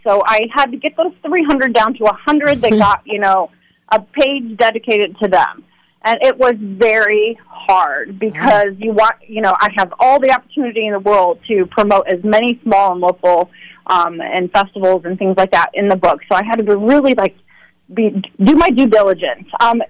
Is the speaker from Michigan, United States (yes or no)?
no; Peoria, Illinois, United States; I lived in Peoria County my whole life.